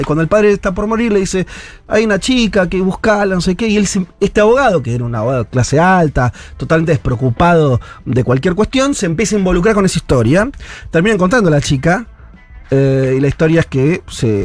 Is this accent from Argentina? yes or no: yes; Argentina